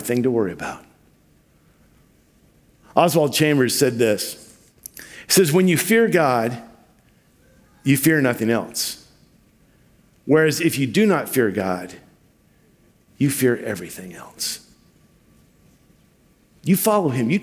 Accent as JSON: {"language": "English", "town": "Vancouver", "region": "Washington", "country": "United States", "tie": "born or raised there", "also_born_or_lived": "Ruston, Louisiana", "said": "When I was a little kid, we moved from Ruston, Louisiana to Vancouver, Washington"}